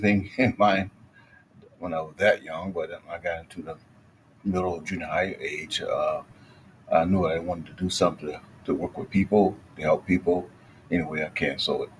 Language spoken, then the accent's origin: English; Waterloo, Iowa, United States; I grew up in Waterloo and in the 60s